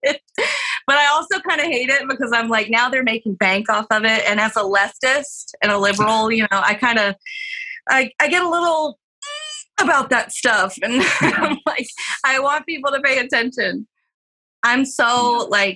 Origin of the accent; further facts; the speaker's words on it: Nashville, Tennessee, United States; moved away as an adult; also born or lived in Los Angeles / San Francisco; as a kid growing up in Nashville, being related to Dolly Parton